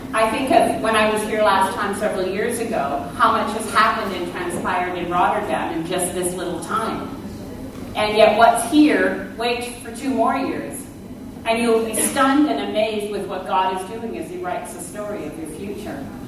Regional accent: Canada; I was born in Canada

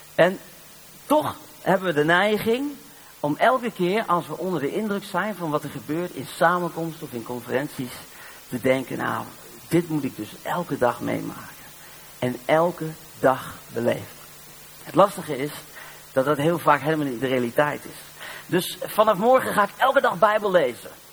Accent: Netherlands; Ik ben maar uit Nederland

